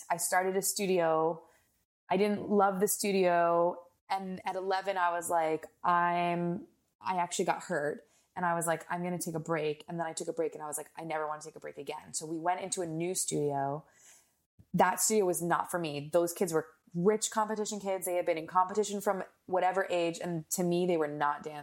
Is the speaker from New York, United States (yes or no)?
no; New Jersey, United States; I grew up in New Jersey